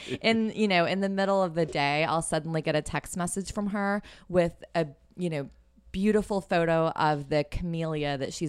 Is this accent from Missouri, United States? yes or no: yes; Missouri, United States; also born or lived in Fort Worth, Texas / New York / Austin, Texas; I was born in Fort Worth. We moved to Missouri during my childhood. Yeah. I actually ended up staying there all the way through college.